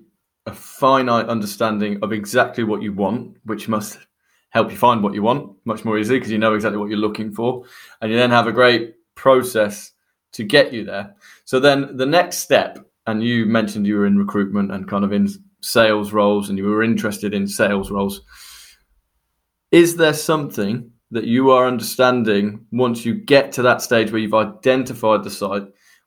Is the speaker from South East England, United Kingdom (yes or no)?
no; West Midlands, United Kingdom; I'm from Warwickshire originally. So Oxfordshire is kind of like the middle ground on the way down to the big smoke for me.